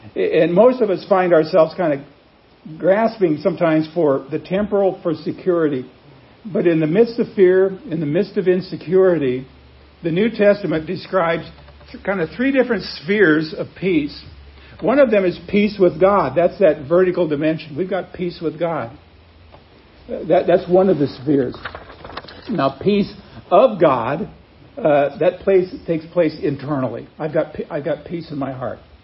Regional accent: Wheat Ridge, Colorado, United States; also born or lived in Chicago area; now in Branson, United States; I was born in Wheat Ridge, Colorado, which is a suburb of another one, Denver

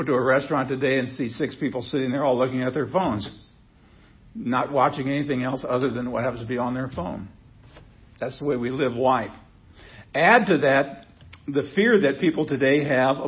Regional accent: Seward, Nebraska, United States; when I was a kid growing up in Seward, Nebraska

